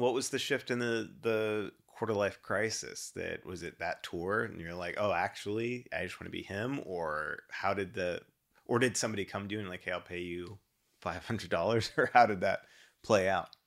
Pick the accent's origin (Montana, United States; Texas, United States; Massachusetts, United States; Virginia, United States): Texas, United States; Dallas; moved away as an adult; also born or lived in Shreveport, Louisiana / Denver; now in Houston, United States; grew up in D F W. Um, so that was my childhood pretty much all the way through college.